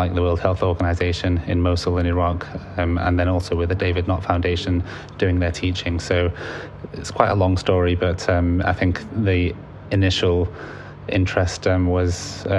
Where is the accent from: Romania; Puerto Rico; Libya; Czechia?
Libya; now in United Kingdom; So I'm originally from Libya. My parents are from Libya and I have a lot of family out there.